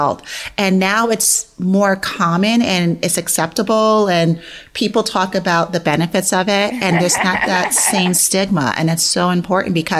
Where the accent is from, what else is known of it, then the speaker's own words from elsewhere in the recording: New York City, New York, United States; I grew up in New York City and lived in an apartment building